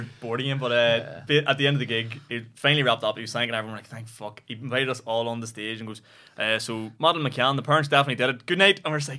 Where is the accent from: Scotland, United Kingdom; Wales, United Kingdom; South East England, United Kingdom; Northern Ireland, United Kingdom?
Northern Ireland, United Kingdom; Newry; Newry, which is my hometown